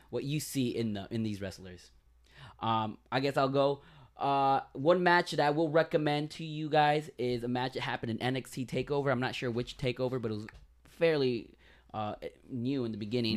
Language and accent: English; Miami, Florida, United States; we're from Miami